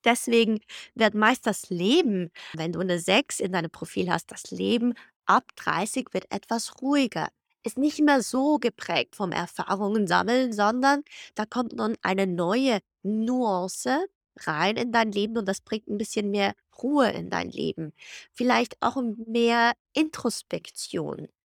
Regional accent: Switzerland; moved away as an adult; also born or lived in Zug, Switzerland / Guadalajara, Mexico / Florence, Italy / Geneva, Switzerland; Ich bin in Zug und Zürich aus aufgewachsen

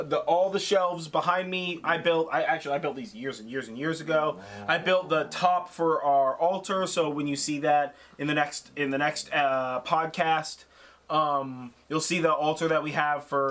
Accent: Sonoma, California, United States; I grew up in Sonoma, I grew up in a small town

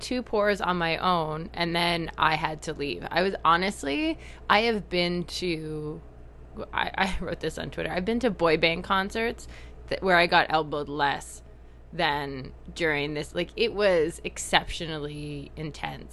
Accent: Canada; accent: Canadian; my awkward Canadian accent.

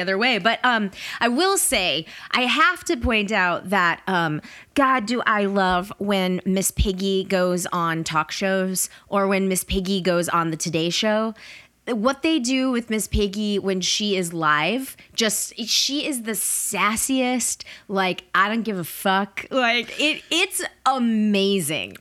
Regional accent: Atlanta, Georgia, United States; I grew up in Atlanta

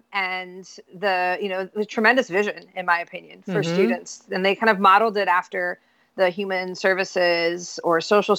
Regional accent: New York, United States; I'm originally from Central New York. I've lived in 8 states.

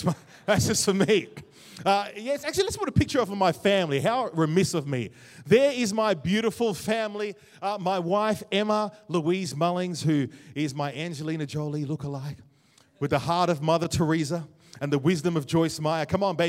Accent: Jamaica; Growing up in Jamaica, it was fun as well

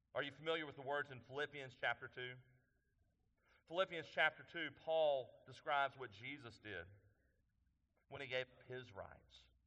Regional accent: East Texas, United States; I'm from East Texas, so I say that word a little funny

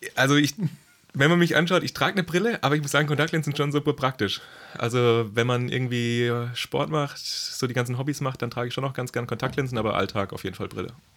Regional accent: Pforzheim, Baden-Württemberg, Germany; ich komme auch ursprünglich aus Baden-Württemberg, aus dem schönen Pforzheim

